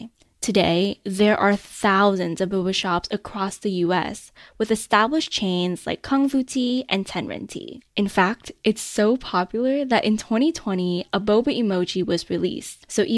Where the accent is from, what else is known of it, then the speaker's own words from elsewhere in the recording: Bay Area, California, United States; From where we grew up in the Bay Area, it isn't hard to find a boba shop every few blocks.